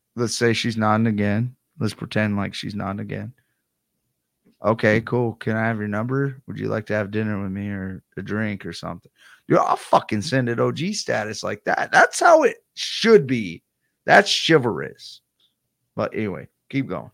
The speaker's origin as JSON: {"language": "English", "country": "United States", "said": "I'm American"}